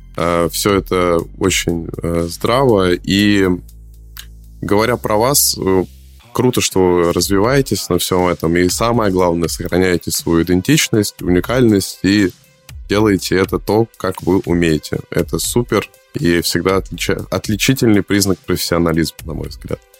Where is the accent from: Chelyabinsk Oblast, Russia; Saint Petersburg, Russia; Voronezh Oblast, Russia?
Saint Petersburg, Russia; я из Питера, я звоню в Москву